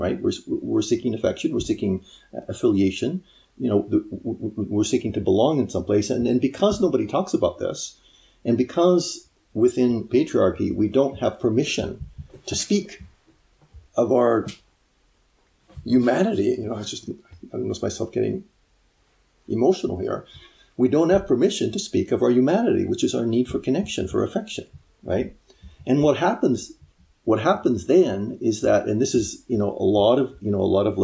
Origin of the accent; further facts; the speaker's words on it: United States; being an American